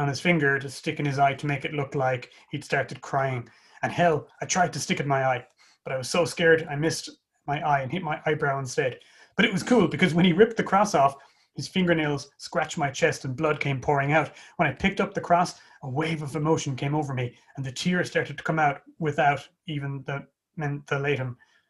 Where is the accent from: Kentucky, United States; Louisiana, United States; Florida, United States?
Florida, United States; Tampa; Things were starting to heat up at a TV taping in my hometown of Tampa